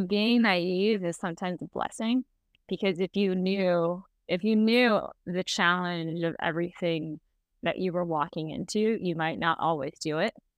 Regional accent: San Francisco, California, United States; I grew up in San Francisco.

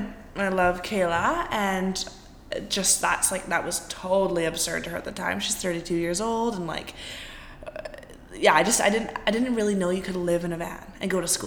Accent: Salt Spring Island, British Columbia, Canada; Salt Spring Island, my hometown.

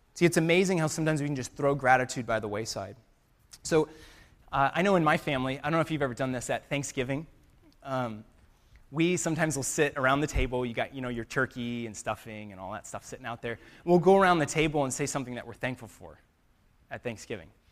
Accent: United States; us as American Christians

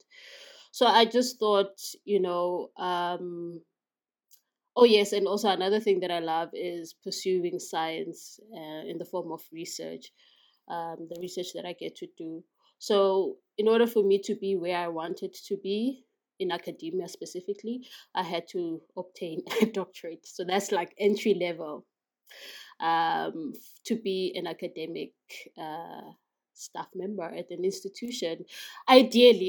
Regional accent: KwaMashu, KwaZulu-Natal, South Africa; I was born in KwaMashu in KwaZulu-Natal.

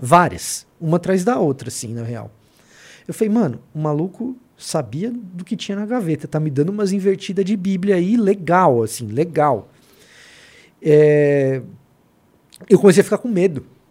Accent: Salvador, Bahia, Brazil; now in São Paulo, Brazil; a minha infância foi em Salvador, não foi aqui em São Paulo

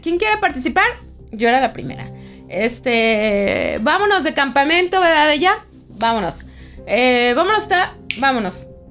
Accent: León, Guanajuato, Mexico; yo que soy de aquí de León

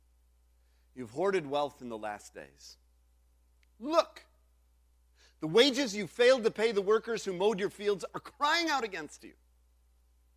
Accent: United States; standing here as an American

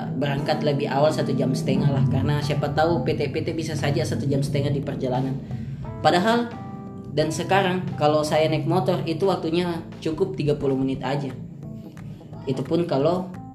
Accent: Sentani, Papua, Indonesia; moved away as an adult; now in Makassar, Indonesia; saya adalah mahasiswa rantau dari timur saya berasal dari Kabupaten Jayapura

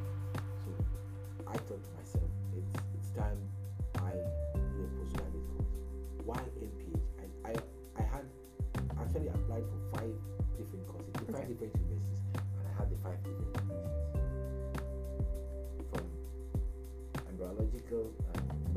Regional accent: Nigeria; first language Igbo; English is a second language; moved away as an adult; also born or lived in Ghana; now in Aberdeen, United Kingdom; I'm a Nigerian too

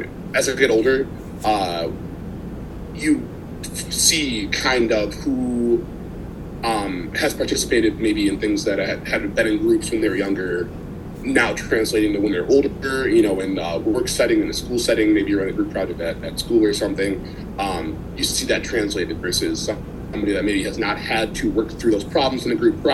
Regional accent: Minneapolis, Minnesota, United States; also born or lived in Washington, D.C.; I'm from Minneapolis, Minnesota

